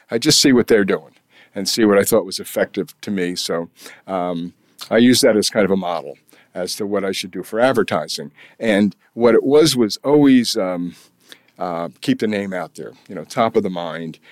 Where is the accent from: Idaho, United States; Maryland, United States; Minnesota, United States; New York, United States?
New York, United States; Kingston; also born or lived in California / Washington, D.C. / Albany / Springfield, Massachusetts; my hometown